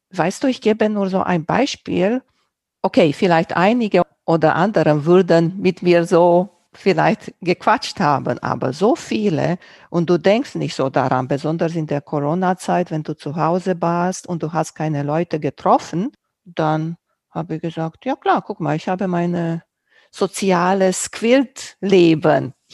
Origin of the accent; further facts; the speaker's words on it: Romania; first language Romanian; German is a second language; Auch nicht in meiner Muttersprache, in Rumänisch.